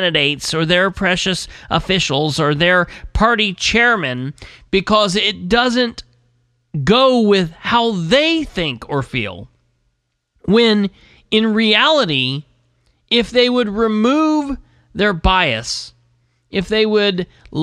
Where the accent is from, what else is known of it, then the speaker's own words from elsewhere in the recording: United States; As an American